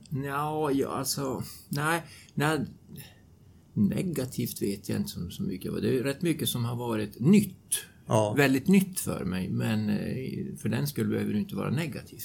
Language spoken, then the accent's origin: Swedish; Luleå, Norrbotten County, Sweden; Jag bor utanför Luleå och är alltså född och uppvuxen där